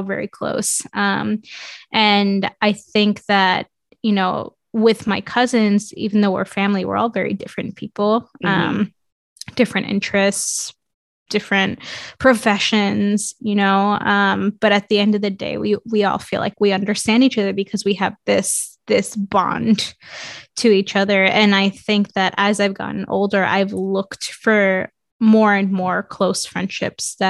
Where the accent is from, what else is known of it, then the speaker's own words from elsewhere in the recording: New York City, New York, United States; moved away as an adult; also born or lived in Mexico / Portland, Oregon; I grew up in Queens, New York